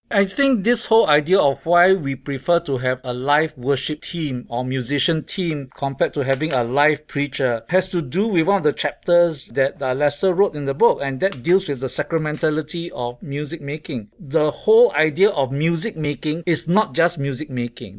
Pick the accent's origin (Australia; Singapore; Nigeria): Singapore; I come from Singapore